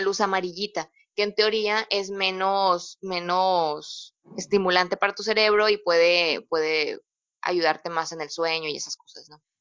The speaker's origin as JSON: {"language": "Spanish", "country": "Mexico"}